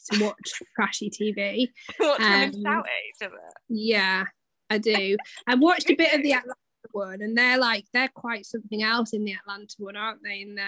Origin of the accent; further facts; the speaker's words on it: United Kingdom; as like a British person